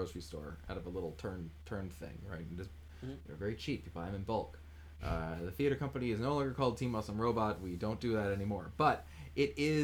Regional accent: United States; I grew up near New York

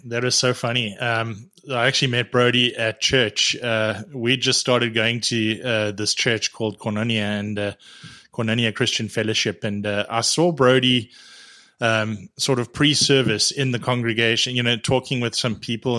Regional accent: Edenvale, Gauteng, South Africa; moved away as an adult; now in Canada; I was born, uh, in Johannesburg, uh, in, in, uh, small town in Edenvale

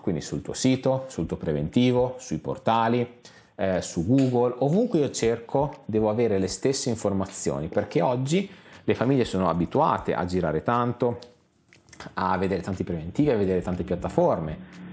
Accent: San Marino; noi, sapete, siamo di San Marino

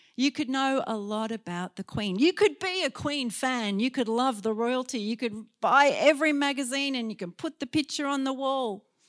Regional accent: Sydney, New South Wales, Australia; in Sydney, in my hometown

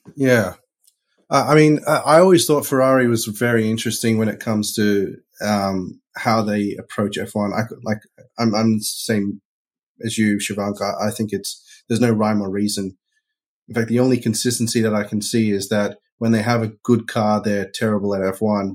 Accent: Australia; growing up in Australia

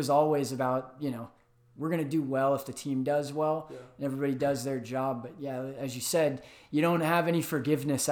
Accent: Atlanta, Georgia, United States; moved away as an adult; also born or lived in St. Louis, Missouri; now in Arizona, United States; Grew up in Atlanta

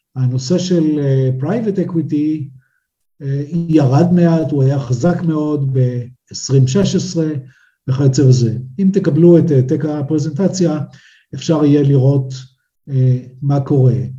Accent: Israel; בינינו כישראלים

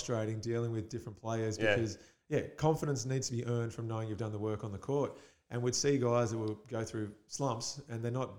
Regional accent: Perth, Western Australia, Australia; when I came from Perth, I was like, I'm a professional athlete.

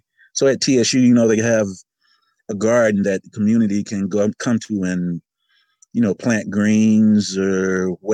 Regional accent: Tallahassee, Florida, United States; I'm from Tallahassee, Florida

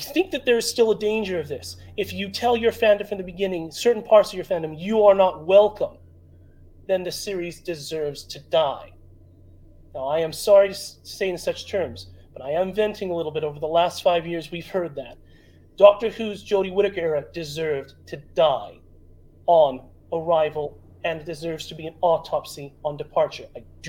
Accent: Los Angeles, California, United States; I'm from Los Angeles

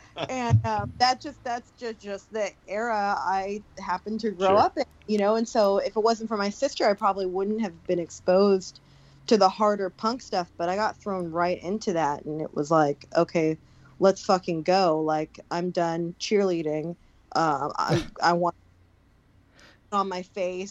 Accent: Long Beach, California, United States; Growing up in Long Beach, the high school that we both went

